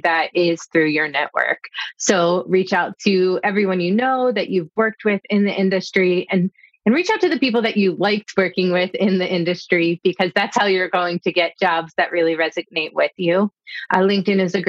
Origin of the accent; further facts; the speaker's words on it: Havertown, Pennsylvania, United States; My first job in hospitality was at a Swedish bakery in my hometown, Havertown, outside of Philadelphia